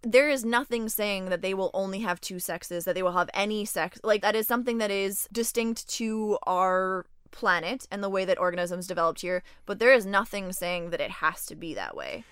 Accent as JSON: {"language": "English", "country": "Canada", "lives_now": "Montreal, Canada", "said": "I am also from Canada, but did not grow up in Quebec, uh, but landed here and love it here."}